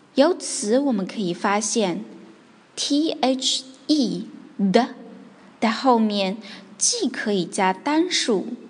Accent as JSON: {"language": "Chinese", "country": "China", "said": "我们中国人"}